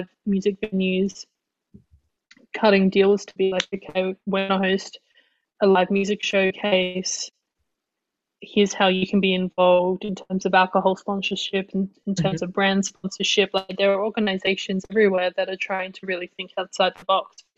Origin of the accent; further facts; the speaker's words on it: Adelaide, South Australia, Australia; also born or lived in Northern Territory; now in Melbourne, Australia; moving to Adelaide, you know, growing up in Adelaide